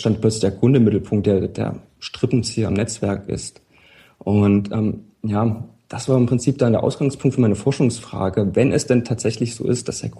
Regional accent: Leipzig, Saxony, Germany; Wie mein Nachname auch suggeriert, ich komme aus Leipzig. bin gebürtiger Leipziger, habe zwischendurch mal einige Zeit im Ausland gelebt

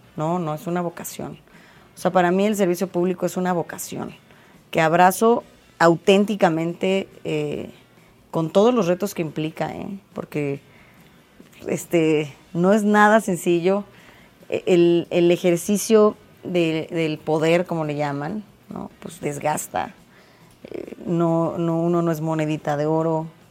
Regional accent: State of Mexico, Mexico; los mexiquenses somos mexicanos dos veces

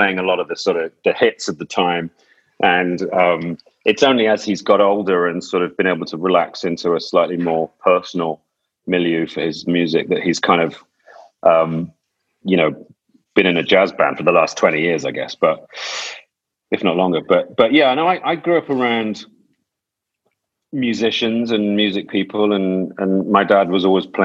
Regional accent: Gloucester, South West England, United Kingdom; I was from Gloucester, and Gloucester didn't feel like a particular sort of wellspring of opportunity

